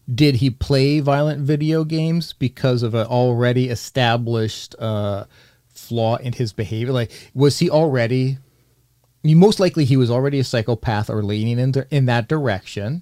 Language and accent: English; Canada; accent: Canadian